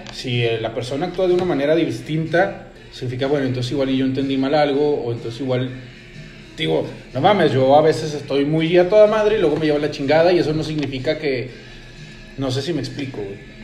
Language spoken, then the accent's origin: Spanish; Mexico; aquí en México